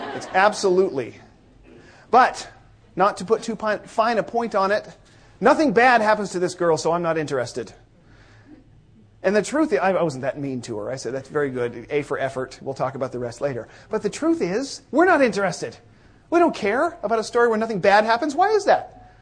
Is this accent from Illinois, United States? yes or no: no; Northeast Washington State, United States; I am from Northeast Washington State, where the air is thinner and drier